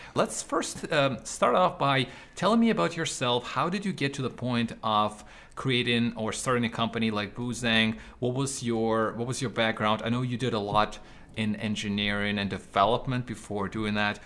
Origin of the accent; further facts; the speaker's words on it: Ukraine; now in Canada; I was not from Canada. I, I, was still living in Ukraine in Eastern Europe